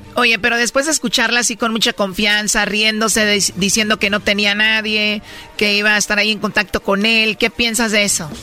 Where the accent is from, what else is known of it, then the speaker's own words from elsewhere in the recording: Jalisco, Mexico; yo soy de Jalisco